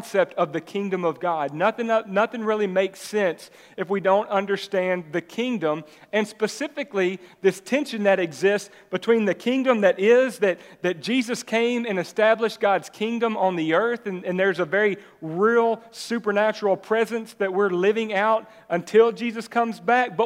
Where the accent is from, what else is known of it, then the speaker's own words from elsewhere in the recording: Jacksonville, Texas, United States; I'm originally from Jacksonville, right? I grew up in East Texas.